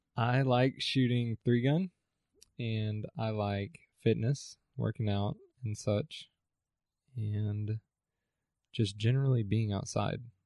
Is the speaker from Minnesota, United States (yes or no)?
no; Allen, Texas, United States; moved away as an adult; now in Stephenville, United States; I was born in Allen and also grew up in Allen